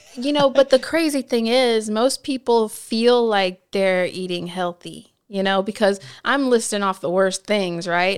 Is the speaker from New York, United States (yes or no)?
no; Nebraska, United States; also born or lived in California; now in Washington, D.C., United States; I spent, like, my most impressionable years in the Midwest